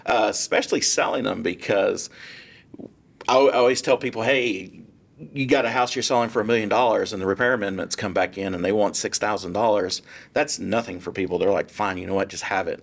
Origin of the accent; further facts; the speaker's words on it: Irving, Texas, United States; also born or lived in San Diego, Texas / McKinney, Texas; I grew up in Irving and I lived there for a little over thirty years